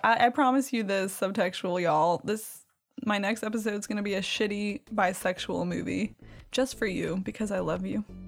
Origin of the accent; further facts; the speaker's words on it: Cajun country, Louisiana, United States; I'm from Cajun land